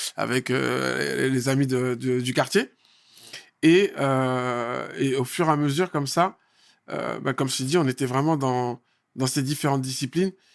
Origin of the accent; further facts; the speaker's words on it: Saint-Brice-sous-Forêt, Île-de-France, France; also born or lived in Paris; je suis né à Paris en 74 et direct après, on, est venu, on a débarqué à, à Saint-Brice à saint brice ce qui fait que j'ai fait euh, plus de 27 ans, en... 27 ans à saint brice Et euh, donc j'ai grandi